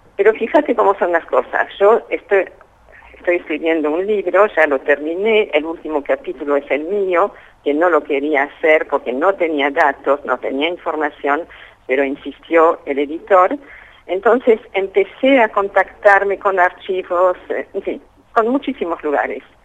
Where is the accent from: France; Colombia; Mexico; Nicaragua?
France; Paris, Île-de-France; moved away; Nací en París, donde mis padres habían llegado desde Polonia cuatro años antes